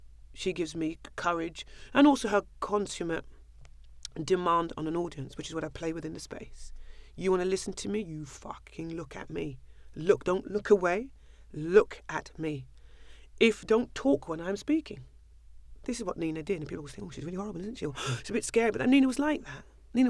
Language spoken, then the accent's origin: English; London, United Kingdom; I love it. I'm a Londoner. Always will be. Always am.